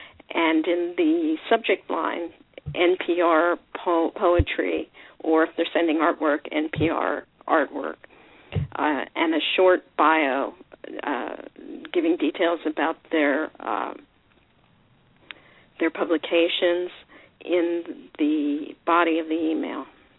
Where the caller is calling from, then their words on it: Lake Forest, California, United States; I'm calling from Lake Forest, California. That's in Orange County